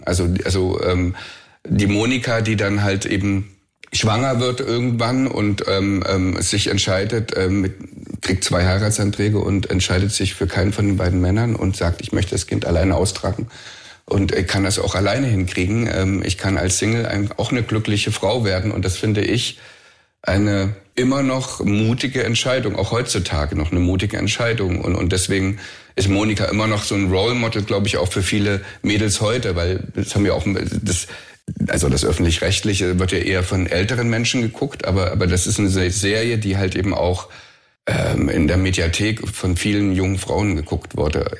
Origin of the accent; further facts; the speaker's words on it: the East, East Germany, Germany; ich bin im Osten groß geworden